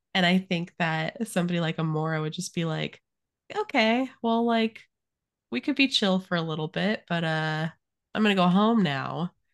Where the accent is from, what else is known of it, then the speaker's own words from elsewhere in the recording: Arizona, United States; I grew up in Arizona